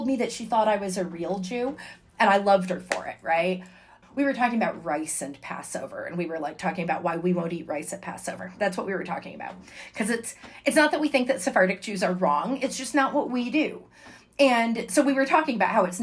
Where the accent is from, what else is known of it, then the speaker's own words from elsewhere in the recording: Connecticut, United States; first language English; I'm from Connecticut